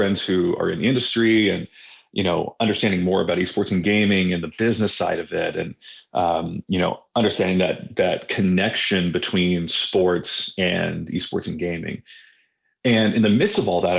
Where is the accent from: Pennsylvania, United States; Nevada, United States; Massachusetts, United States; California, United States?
California, United States; also born or lived in Dallas, Texas; now in Virginia, United States; I live out in Virginia, down by the mountains. I used to live in Dallas, from California. So kind of just all over the country at this point.